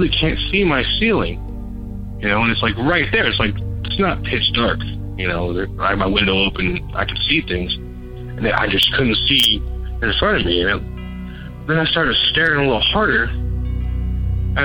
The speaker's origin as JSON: {"language": "English", "town": "San Bernardino", "region": "California", "country": "United States", "said": "I'm from San Bernardino, California"}